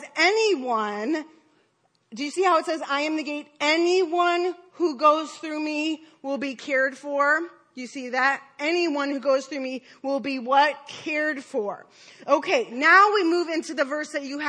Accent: Detroit, Michigan, United States; I grew up in Detroit

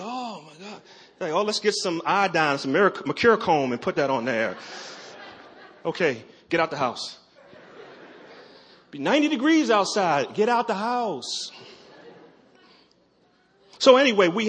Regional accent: Baltimore, Maryland, United States; I'm from Maryland, from Baltimore

